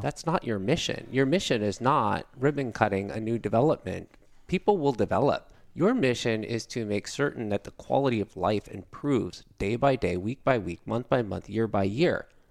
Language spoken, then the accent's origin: English; Pleasanton, California, United States; I grew up in California. I grew up in a town called Pleasanton, cow town, 1981, 13,000 people